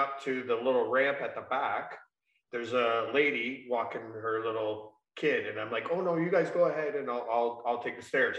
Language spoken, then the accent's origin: English; Essex, Ontario, Canada; born or raised there